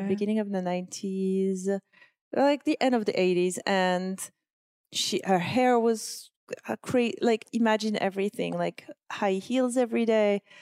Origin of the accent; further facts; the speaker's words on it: Corsica, France; now in New York, United States; I come from Corsica